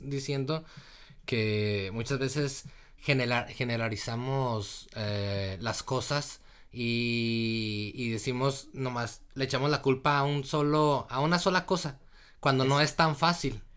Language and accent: Spanish; Torreón, Coahuila, Mexico; yo soy de, de Torreón, del norte, de Torreón, Coahuila, México